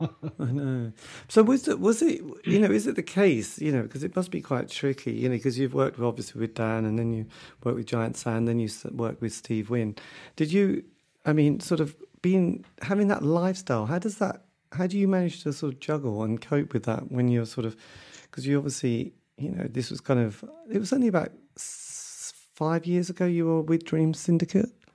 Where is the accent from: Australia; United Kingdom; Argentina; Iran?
United Kingdom; Norwich, East of England; I come from Norwich, you know, we don't have a lot of amazing bands in this area